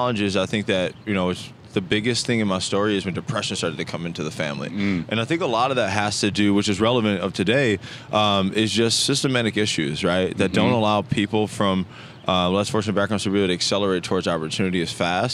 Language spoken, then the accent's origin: English; Racine, Wisconsin, United States; I actually grew up in Racine, Wisconsin